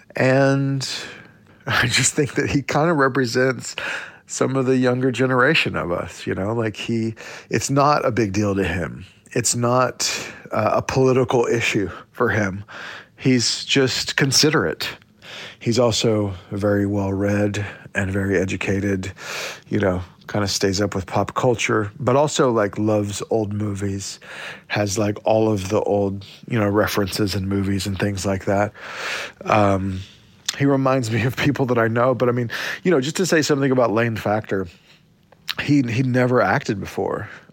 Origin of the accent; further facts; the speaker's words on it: Oklahoma, United States; growing up in Indian Territory, uh, Oklahoma.